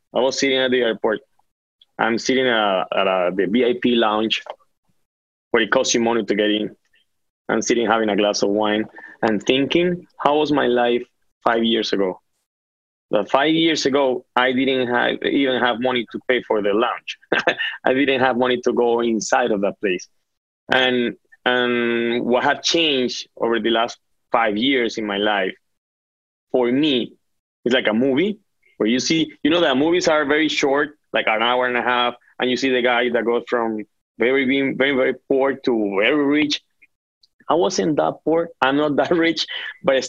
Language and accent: English; Caribbean coast, Colombia; moved away as an adult; now in Florida, United States; I'm from Colombia. I'm from the North Coast